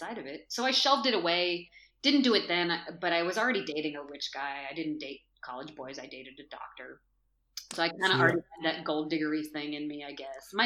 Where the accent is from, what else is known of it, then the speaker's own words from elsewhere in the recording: Berkeley, California, United States; moved away as an adult; I was from Berkeley